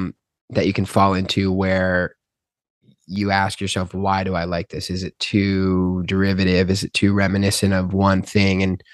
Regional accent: Albany, New York, United States; Albany, New York.

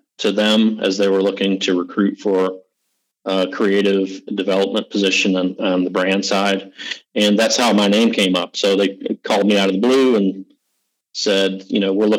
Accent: Michigan, United States; now in North Carolina, United States; I'm from Michigan. I'm a transplant. I'm like a Michigan furniture area person growing up that moved to North Carolina

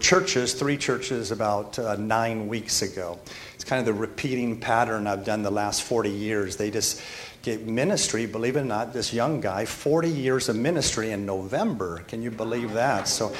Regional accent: Spain; also born or lived in Mexico; I mean, growing up in Spain and Mexico, and we went, but I love Mexican food.

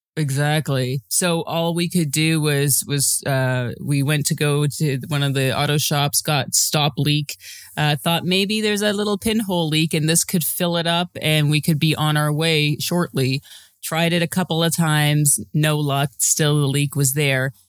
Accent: Toronto, Ontario, Canada; I'm from Toronto

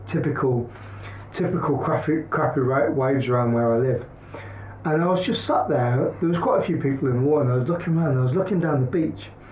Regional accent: the Midlands, England, United Kingdom; moved away; I'm from the Midlands

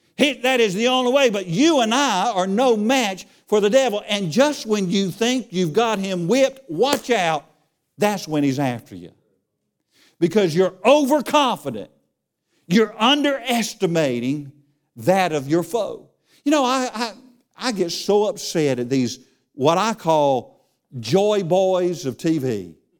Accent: Charlotte, North Carolina, United States; I grew up in Charlotte

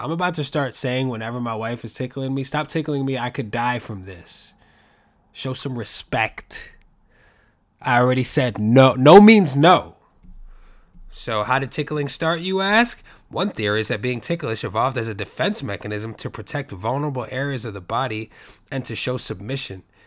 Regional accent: New York, United States; I'm from New York

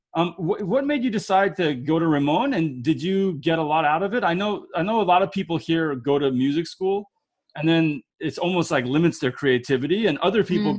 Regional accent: United States; also born or lived in Israel; I'm from America

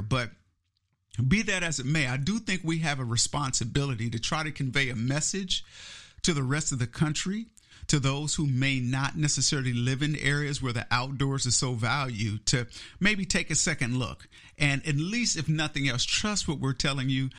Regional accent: Kansas City, Missouri, United States; moved away; I was born and raised in Kansas City, Missouri, in the Midwest

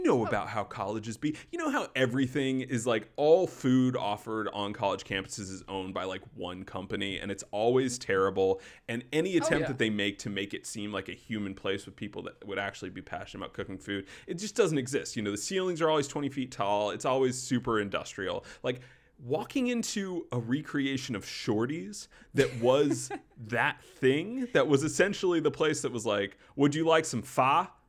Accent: Wake Forest, North Carolina, United States; moved out of my hometown of Wake Forest, North Carolina, kept the name, and just set up shop 3 hours down the road

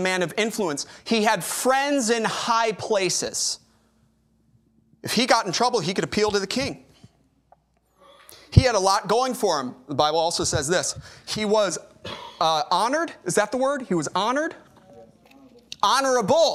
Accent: Chicago, Illinois, United States; moved away as an adult; now in Corpus Christi, United States; I'm from Chicago

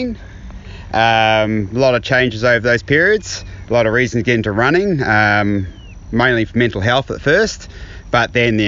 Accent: Australia; now in New Zealand; I'm Australian born

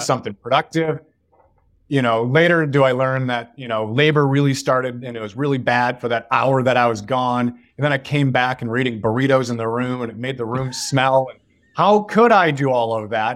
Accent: Northville, Michigan, United States; moved away as an adult; also born or lived in Chicago; now in Bay Area, United States; I grew up in a town outside of Detroit called Northville

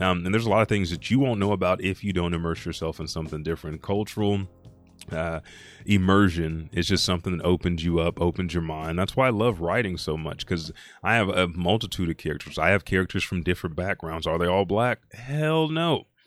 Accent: Anadarko, Oklahoma, United States; moved away; I'm from Anadarko, Indian capital.

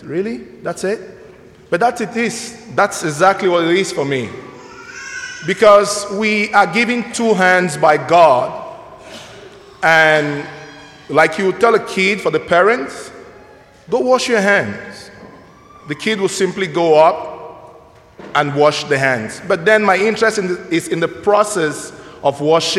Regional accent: Nigeria; now in Mundelein, United States; I'm originally from Nigeria

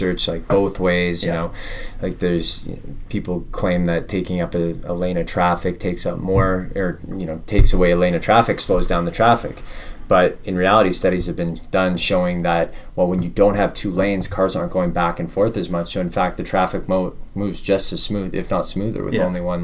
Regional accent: Vancouver, British Columbia, Canada; moved away as an adult; also born or lived in London, Ontario; I grew up in Vancouver and I left for university

